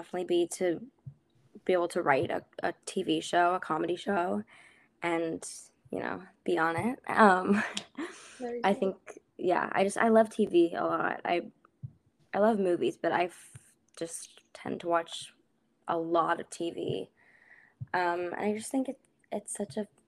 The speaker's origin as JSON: {"language": "English", "region": "Iowa", "country": "United States", "tie": "born or raised there", "moved": "as an adult", "lives_now": "New York City, United States", "said": "growing up in Iowa and living my whole life"}